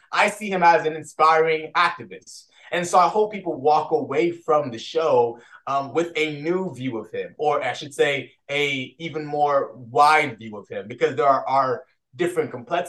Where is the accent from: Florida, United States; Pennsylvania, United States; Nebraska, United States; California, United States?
Florida, United States; Lake Wales; my hometown of Lake Wells.